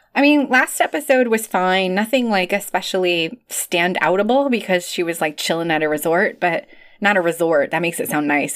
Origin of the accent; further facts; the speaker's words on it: Chicago, Illinois, United States; moved away; as a Chicagoan, formerly, uh, and I still identify as a Chicagoan